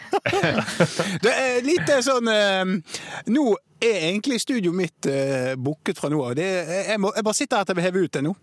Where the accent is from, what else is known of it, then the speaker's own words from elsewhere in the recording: Bergen, Vestland, Norway; Spesielt som bergenser.